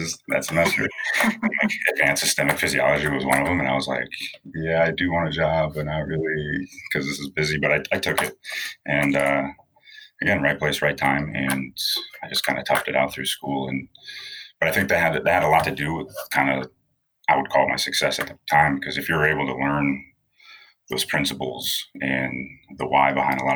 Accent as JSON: {"language": "English", "town": "Rochester", "region": "New Hampshire", "country": "United States", "tie": "born or raised there", "moved": "as an adult", "lives_now": "South Florida, United States", "said": "I grew up in Rochester, New Hampshire, small town in New England"}